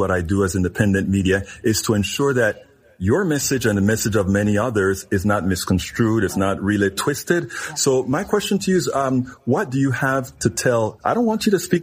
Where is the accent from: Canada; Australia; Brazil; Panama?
Panama; now in United States; I am from Panama, Central America